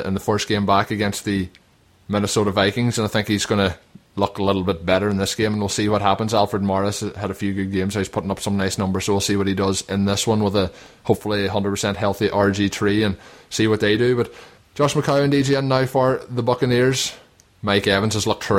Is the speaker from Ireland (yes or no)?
yes; Donegal, Ulster, Ireland; we are both from Donegal